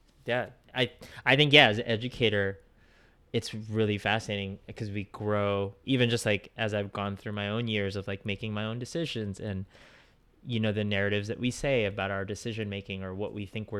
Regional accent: San Francisco Bay Area, California, United States; moved away; I grew up in the Bay Area, in like the San Francisco Bay Area, and it was very diverse, but then very specifically like in the city I grew up in, it was very Filipino American and in that concentrated area.

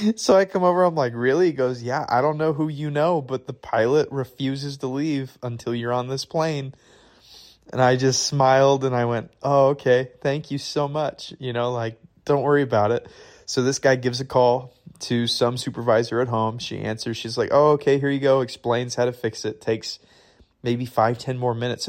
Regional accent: Michigan, United States; now in Redding, United States; I'm from Michigan

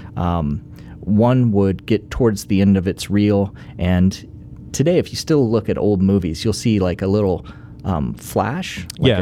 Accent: Johnson County, Kansas, United States; growing up in Johnson County

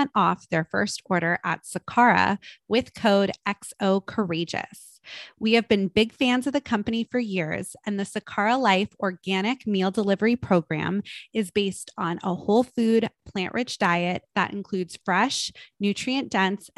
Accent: Malibu, California, United States; I was one of those kids growing up in Malibu, California

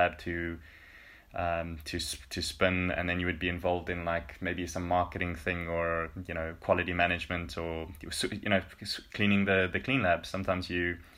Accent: South Africa; moved away as an adult; now in Finland; as a South African

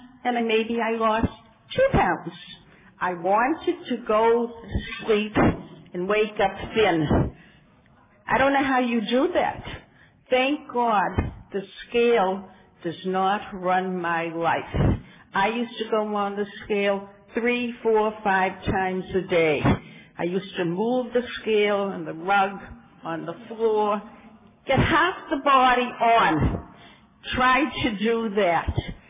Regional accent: Massachusetts, United States; now in California, United States; And I came from Massachusetts, and I moved to California in 1979.

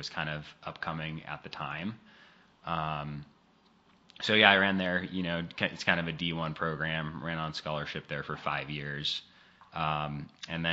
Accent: Seattle, Washington, United States; now in Eastern Oregon, United States; I'm actually from the Seattle area, but I live out in Eastern Oregon

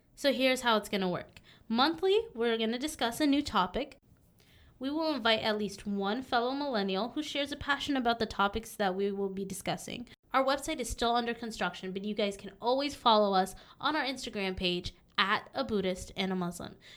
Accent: Southern California, United States; moved away as an adult; also born or lived in South Dakota / Texas; now in Minnesota, United States; I actually was born in South Dakota. Uh, I grew up in Southern California.

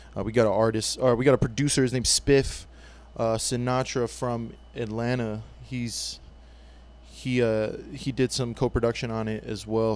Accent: Guam; I'm from Guam, and, and growing up, you know, sports was a big part

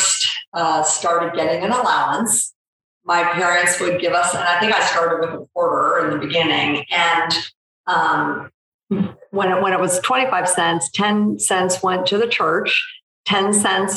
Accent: St. Louis, Missouri, United States; I grew up in the Midwest in St. Louis

